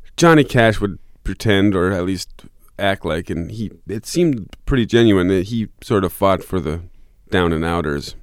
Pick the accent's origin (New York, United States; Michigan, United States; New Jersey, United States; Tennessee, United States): Michigan, United States; also born or lived in Fort Collins, Colorado / Lake Tahoe, California; now in southern Minnesota, United States; my parents moved back to Michigan